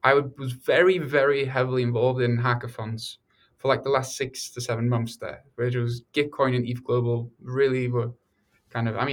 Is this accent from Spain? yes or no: no; Norway; moved away as an adult; also born or lived in England; now in United States; I grew up in Norway and England largely before moving to America for university